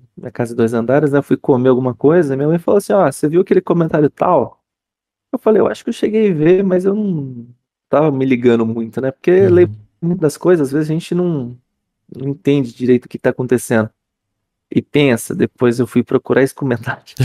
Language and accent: Portuguese; Campinas, São Paulo, Brazil; eu sou de Campinas